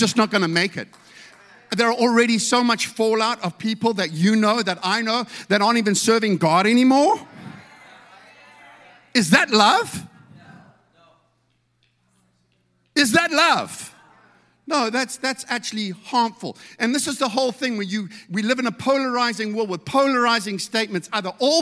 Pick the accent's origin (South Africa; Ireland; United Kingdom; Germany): South Africa; I come from South Africa